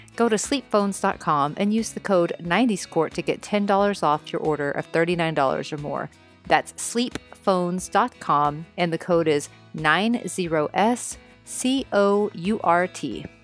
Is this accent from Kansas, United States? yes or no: no; Texas, United States; growing up in Texas